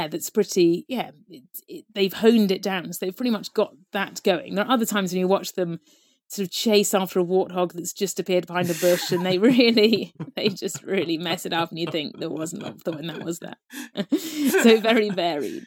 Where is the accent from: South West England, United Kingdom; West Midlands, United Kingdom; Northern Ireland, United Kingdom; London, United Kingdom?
South West England, United Kingdom; Devon; I grew up in Devon, there was nothing wild there at all